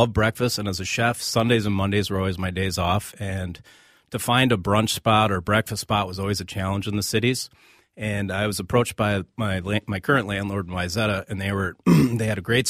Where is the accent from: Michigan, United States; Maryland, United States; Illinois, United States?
Illinois, United States; Naperville; moved away; I grew up outside of Chicago in Naperville, Illinois.